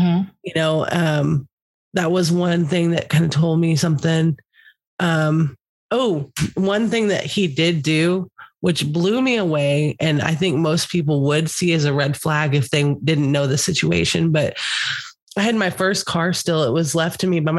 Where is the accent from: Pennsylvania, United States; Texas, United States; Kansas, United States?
Texas, United States; I'm from Texas